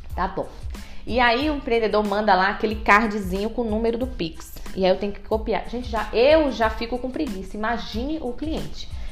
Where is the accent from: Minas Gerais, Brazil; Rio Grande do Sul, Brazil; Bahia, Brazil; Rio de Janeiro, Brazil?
Bahia, Brazil; now in ABC Paulista, Brazil; Eu sou baiana